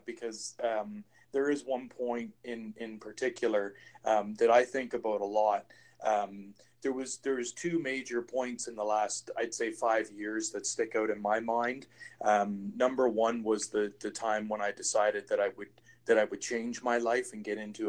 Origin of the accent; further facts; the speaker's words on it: East Coast, United States; I'm from the East Coast. Yep. We eat rabbit.